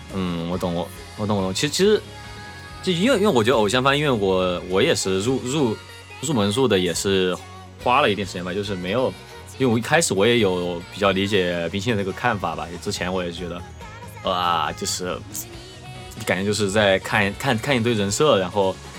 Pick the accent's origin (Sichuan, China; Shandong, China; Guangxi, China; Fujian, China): Sichuan, China; Chengdu; 作为一个成都人